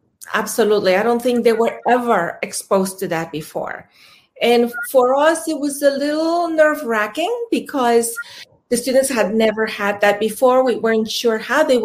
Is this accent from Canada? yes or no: no; Mexico; moved away; I am originally from Mexico